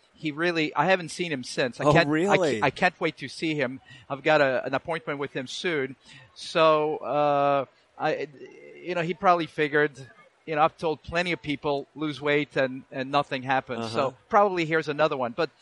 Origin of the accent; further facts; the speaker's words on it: French-speaking part of Switzerland, Romandy, Switzerland; now in United States; I'm originally from Switzerland